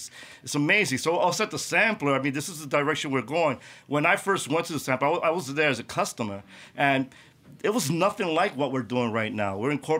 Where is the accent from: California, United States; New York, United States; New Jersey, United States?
New York, United States; New York City; I was born and raised in Bushwick. I've seen the transformation out here.